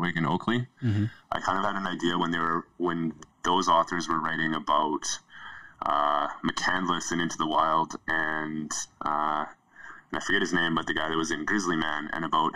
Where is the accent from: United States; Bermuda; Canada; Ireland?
Canada; Yukon; now in Alberta, Canada; I grew up in the Yukon